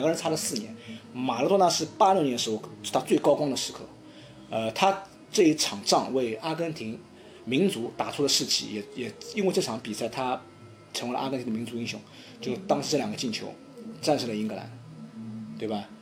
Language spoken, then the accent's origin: Chinese; China; 我们中国人